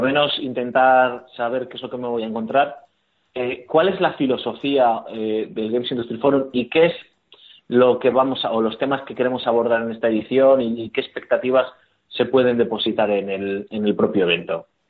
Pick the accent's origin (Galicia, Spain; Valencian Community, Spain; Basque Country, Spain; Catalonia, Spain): Basque Country, Spain; Bilbao; como somos de Bilbao, por lo menos yo soy de Bilbao